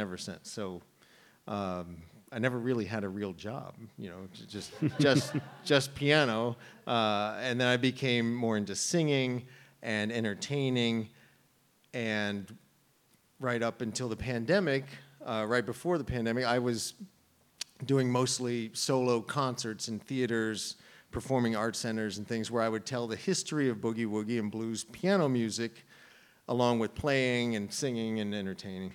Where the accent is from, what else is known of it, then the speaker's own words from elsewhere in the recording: Maryland, United States; also born or lived in New York; now in Westerly, United States; I was born in Maryland